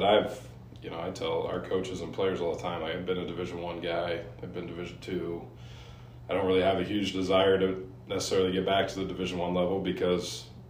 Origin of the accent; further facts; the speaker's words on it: Parker, Colorado, United States; moved away as an adult; also born or lived in Marshall, Minnesota / Laramie, Wyoming; Yep, so I'm originally from Parker, Colorado. I was born and raised there.